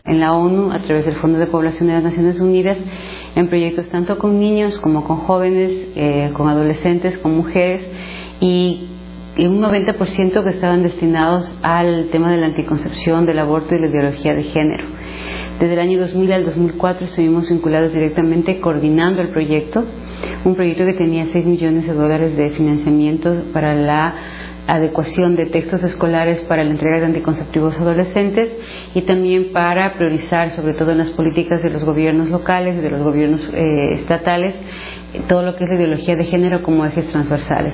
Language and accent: Spanish; Ecuador; soy ecuatoriana.